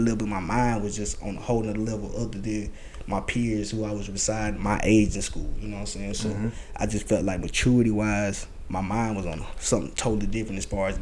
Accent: Irmo, South Carolina, United States; I'm originally from Irmo. You know what I'm saying? I grew up Irmo, Irmo side of town

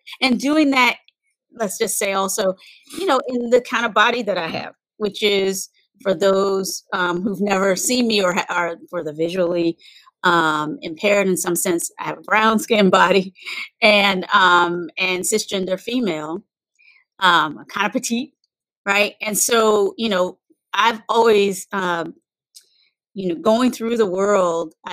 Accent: North Carolina, United States; moved away as an adult; also born or lived in Virginia / San Francisco; I was born in North Carolina

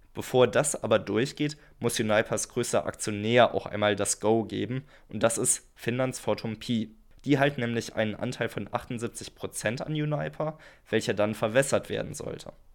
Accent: Germany; Für uns als Deutsche

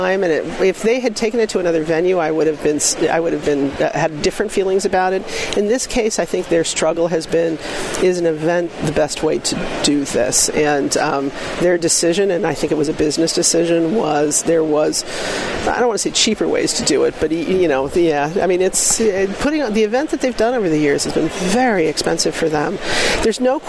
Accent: Kansas City, United States; I'm from Kansas City

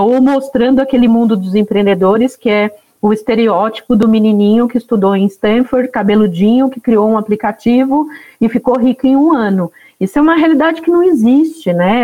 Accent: sertão of Alagoas, Brazil; Sou nordestina, nasci no sertão de Alagoas

